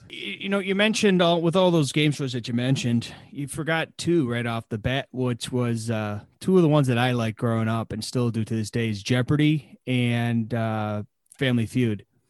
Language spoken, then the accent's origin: English; East Coast, United States; growing up on the East Coast